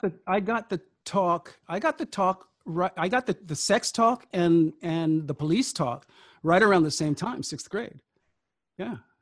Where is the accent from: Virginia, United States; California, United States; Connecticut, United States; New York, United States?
California, United States; Sacramento; I grew up in Sacramento